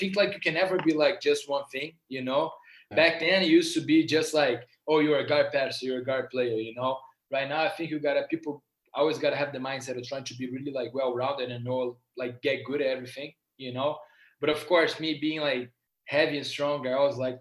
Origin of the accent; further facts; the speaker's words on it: Rio de Janeiro, Brazil; moved away as an adult; now in Chandler, United States; I'm originally from Rio de Janeiro, Brazil